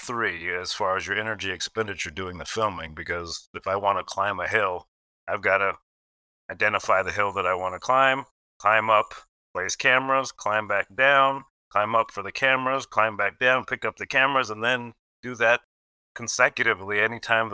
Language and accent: English; Gresham, Oregon, United States; born or raised there; also born or lived in Portland, Oregon